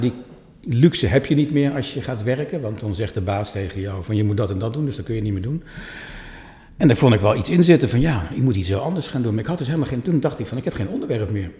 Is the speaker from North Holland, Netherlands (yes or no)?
no; Dieren, Gelderland, Netherlands; moved away as an adult; now in Amsterdam, Netherlands; maar ik kom helemaal niet uit Amsterdam. Ik kom uit Dieren